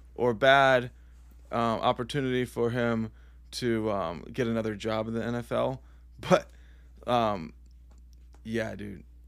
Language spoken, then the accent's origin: English; Northeastern Pennsylvania, United States; being Northeastern Pennsylvanians